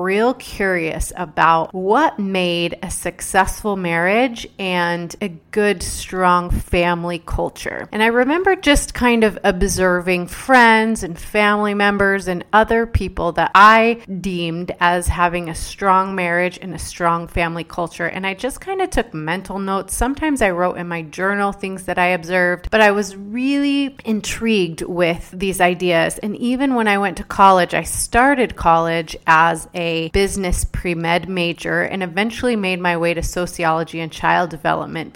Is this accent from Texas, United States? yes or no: yes; Dallas, Texas, United States; I was born and raised in Dallas, Texas